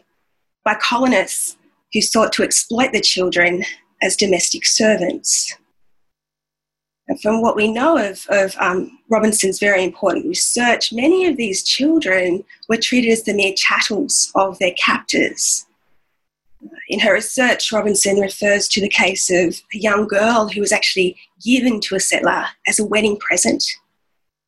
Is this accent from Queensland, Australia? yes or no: yes; Caboolture, Queensland, Australia; where I grew up in Caboolture